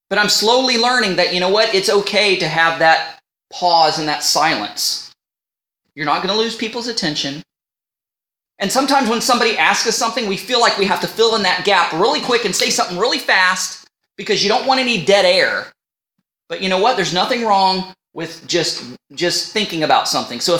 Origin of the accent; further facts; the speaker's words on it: United States; accent: northern; now in Canada; Now, people, you know, I'm from the United States and people say I have a northern accent, but when I go home or talk to somebody on the phone, they can hear my Canadian accent.